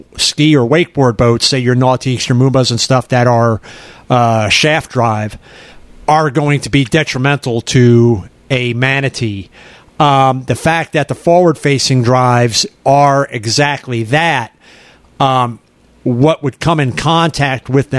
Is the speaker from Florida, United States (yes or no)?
yes; Merritt Island, Florida, United States; growing up in Merritt Island